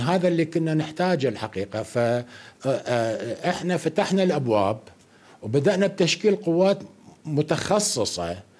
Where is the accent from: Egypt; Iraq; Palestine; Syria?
Iraq; عندنا في العراق